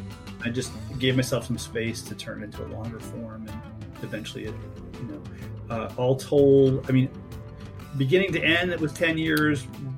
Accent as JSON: {"language": "English", "region": "California", "country": "United States", "said": "Listen to me. I'm from California. I know all this stuff."}